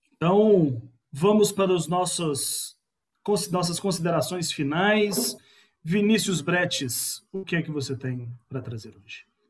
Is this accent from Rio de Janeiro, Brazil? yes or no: no; Bahia, Brazil; also born or lived in Belo Horizonte; eu nasci na Bahia, mas registrado em Belo Horizonte, mas tem sangue baiano